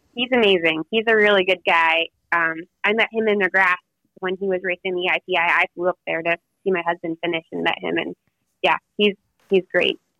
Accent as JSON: {"language": "English", "town": "Talkeetna", "region": "Alaska", "country": "United States", "tie": "born or raised there", "said": "it's in my hometown"}